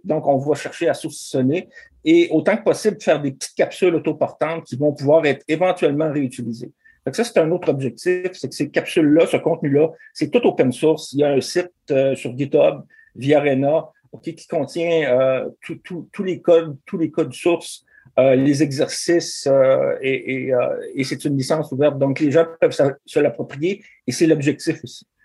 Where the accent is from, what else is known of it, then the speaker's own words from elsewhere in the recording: Rivière-du-Loup, Quebec, Canada; je viens de, de Rivière-du-Loup